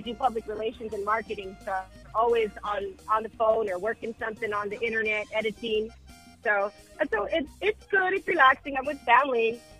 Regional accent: Washington, United States; moved away as an adult; now in Austin, United States; I'm from Washington State, born and raised.

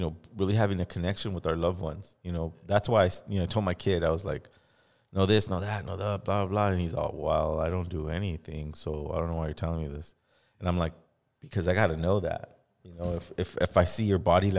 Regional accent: the Valley, California, United States; growing up in the Valley

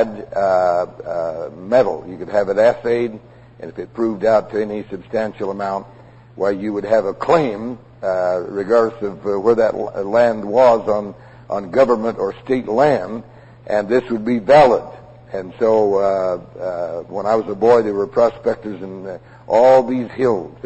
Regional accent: Prescott, Arizona, United States; I was raised in Prescott, and as a boy I wandered all over these hills hunting

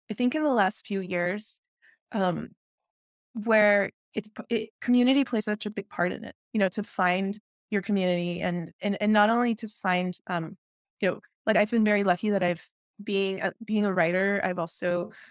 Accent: Peru; now in United States; and then here in the US, it was like, where are you from? And then I would tell people Peru

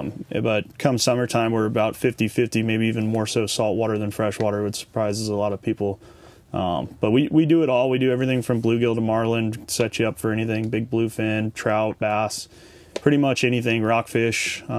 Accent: Orange County, California, United States; also born or lived in Los Angeles, California; now in Bakersfield, United States; So I was born in Southern California, in Los Angeles, grew up in Orange County, just fished all my life for as long as I can remember.

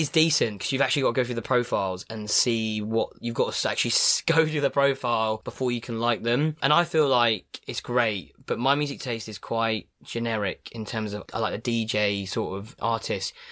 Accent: Cambridge, East of England, United Kingdom; now in London, United Kingdom; I'm originally from Cambridge

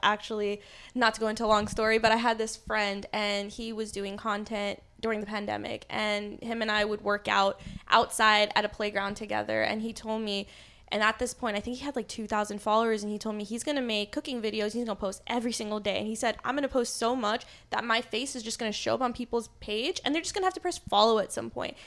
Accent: New Jersey, United States; I grew up in Jersey

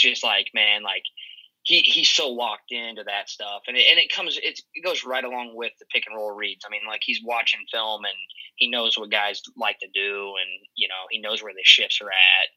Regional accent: Iowa, United States; I'm actually from Iowa, undergrad at Iowa State, so I'm a Cyclone

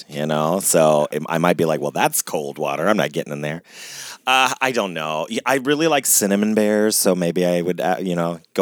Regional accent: Ohio, United States; I grew up in Ohio

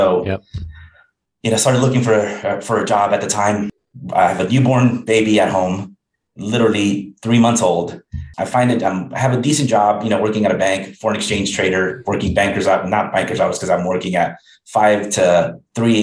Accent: Los Angeles, California, United States; born and raised in Los Angeles

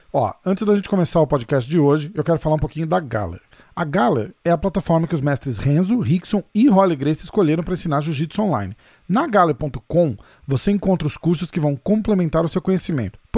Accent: São Paulo, Brazil; eu sou de São Paulo, que massa.

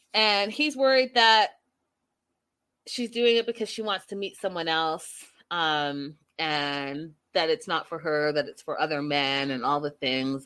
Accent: Canada; moved away; I'm from Canada

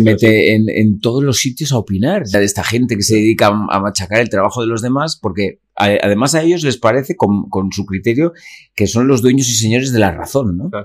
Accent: Calahorra, La Rioja, Spain; moved away; also born or lived in Vitoria; me crio en Calahorra, eh, nazco allí, mis padres de, de allí

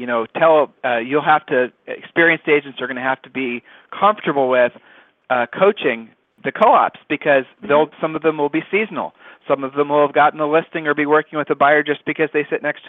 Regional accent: Ohio, United States; moved away as an adult; now in Austin, United States; We're back in the Midwest. I'm from Ohio.

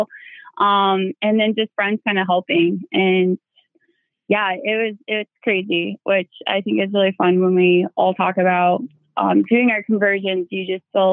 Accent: Iowa, United States; I'm from Iowa

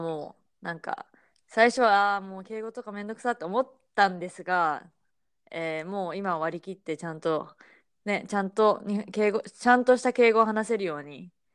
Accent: Japan; moved away as an adult; now in United States; 私は、まあ、もちろん日本で育ったわけだけど

